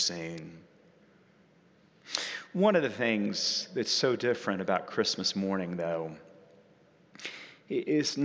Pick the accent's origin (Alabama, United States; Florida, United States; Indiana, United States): Alabama, United States; Sand Mountain, North; moved away; also born or lived in New York; And so we went and lived in my hometown, and we lived, and I'm from there, so I can say this, in the middle of nowhere. We lived up on what's called Sand Mountain